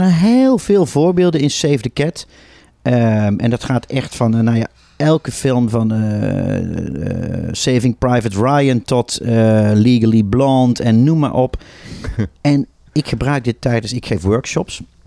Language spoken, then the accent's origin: Dutch; Tilburg, North Brabant, Netherlands; now in Amsterdam, Netherlands; Ik kom ook uit Tilburg